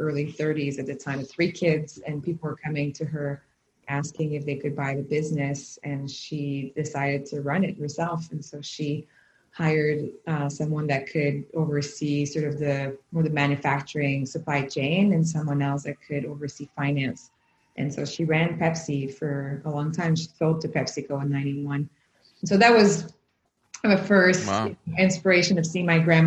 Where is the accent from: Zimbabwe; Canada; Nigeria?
Canada; Quebec; I grew up in Quebec in a highly entrepreneurship world.